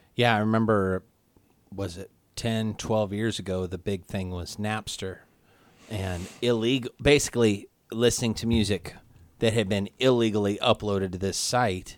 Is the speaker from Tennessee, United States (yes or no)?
no; Kansas City, Missouri, United States; my hometown, Kansas City